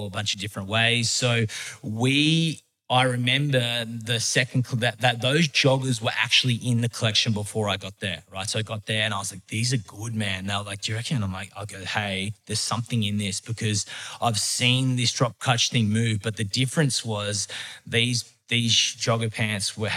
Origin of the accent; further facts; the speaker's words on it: Epping, New South Wales, Australia; I grew up in Epping